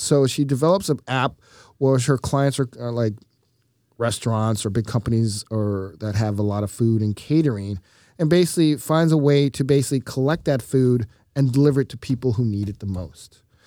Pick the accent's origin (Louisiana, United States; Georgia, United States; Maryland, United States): Georgia, United States; Atlanta; my hometown of Atlanta